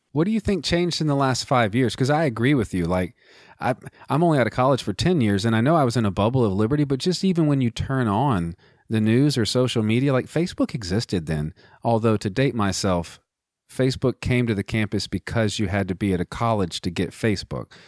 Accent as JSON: {"language": "English", "country": "United States", "said": "as an American"}